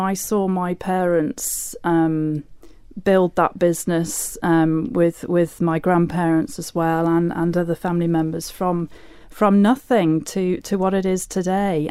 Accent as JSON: {"language": "English", "town": "Laxey", "country": "Isle of Man", "tie": "born or raised there", "said": "I grew up in Laxey"}